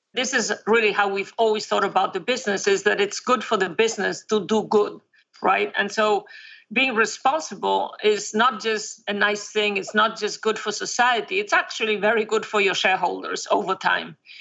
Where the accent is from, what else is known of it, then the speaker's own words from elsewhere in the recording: a very small town in northern Spain, Spain; born in, in, a very small town in northern Spain. It's it's on the ocean, so it's um, it's a Celtic area of Spain